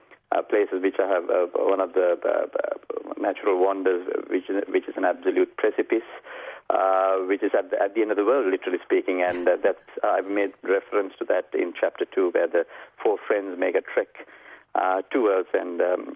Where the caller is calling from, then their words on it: Melbourne, Victoria, Australia; From Melbourne in Mel Park.